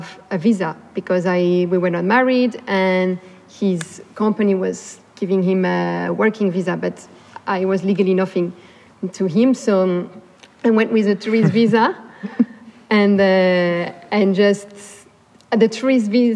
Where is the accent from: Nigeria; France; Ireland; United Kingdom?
France; also born or lived in Los Angeles, United States; so I could go back to France and finally finish my degree